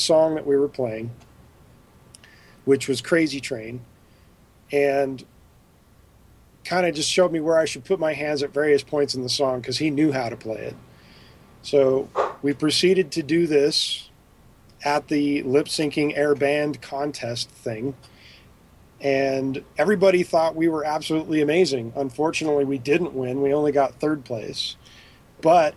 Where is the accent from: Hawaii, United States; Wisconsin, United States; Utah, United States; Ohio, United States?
Utah, United States; Park City; also born or lived in New York; and then my parents moved to Utah, which is where they were from, and so I had like what I would call a second childhood in Utah.